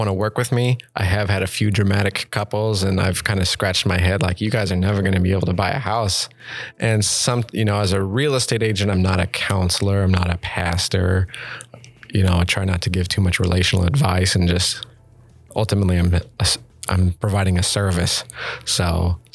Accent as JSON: {"language": "English", "town": "Gresham", "region": "Oregon", "country": "United States", "tie": "born or raised there", "also_born_or_lived": "Parkrose, Portland", "lives_now": "Portland, United States", "said": "growing up in Gresham"}